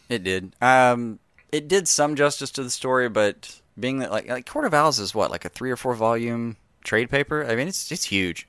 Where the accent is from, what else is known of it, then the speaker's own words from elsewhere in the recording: Alabama, United States; we're from Alabama